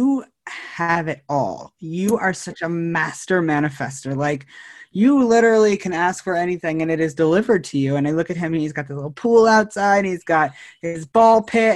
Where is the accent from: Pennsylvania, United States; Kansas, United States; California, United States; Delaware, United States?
California, United States; Northern; also born or lived in Chico, Red Bluff area / San Luis Obispo, California; now in San Diego, United States; I'm originally from Northern California, and back of the woods, redneck, Northern California